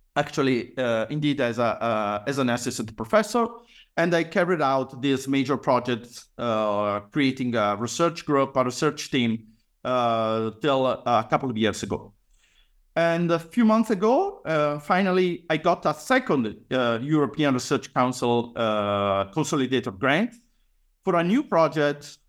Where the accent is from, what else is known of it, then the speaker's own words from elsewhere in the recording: Padua, Veneto, Italy; I was born and raised uh, in Padua, actually in the outskirts uh, of the city